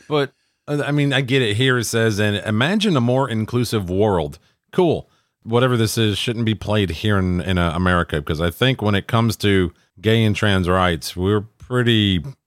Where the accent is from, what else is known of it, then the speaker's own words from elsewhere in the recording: Minnesota, United States; my home state of Minnesota